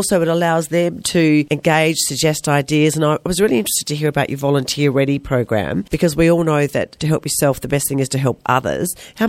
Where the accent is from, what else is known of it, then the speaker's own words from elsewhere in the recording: Wollongong, New South Wales, Australia; I grew up in Wollonga, was country in my day